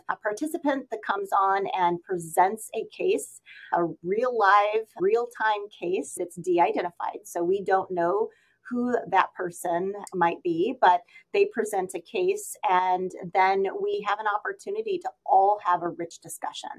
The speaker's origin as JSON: {"language": "English", "region": "Missouri", "country": "United States", "tie": "born or raised there", "said": "in my hometown, we have several professionals that have joined our Echo Autism programs here in Missouri"}